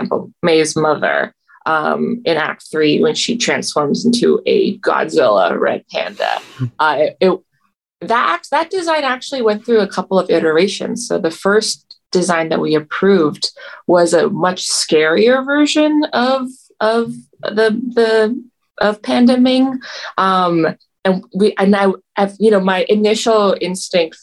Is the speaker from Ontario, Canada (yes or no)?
yes; Toronto, Ontario, Canada; I grew up in Toronto in the 2000s